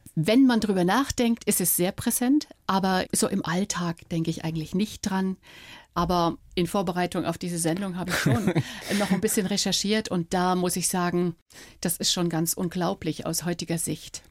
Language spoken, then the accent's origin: German; Dresden, Saxony, Germany; moved away as an adult; durch Dresden, durch meine Heimatstadt